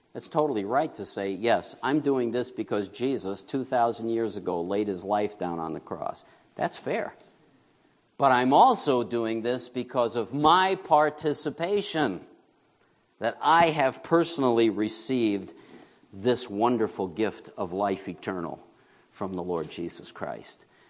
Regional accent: New York, United States; moved away; I grew up in New York

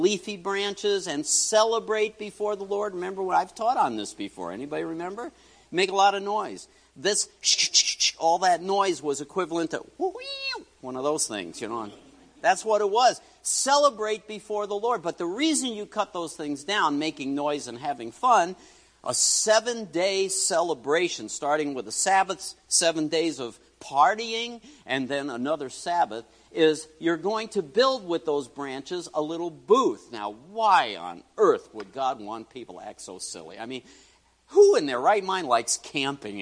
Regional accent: New York City, New York, United States; I grew up in New York City.

